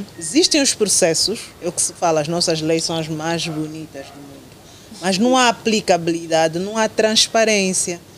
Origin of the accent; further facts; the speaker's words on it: Angola; nós temos que ter como, como angolanos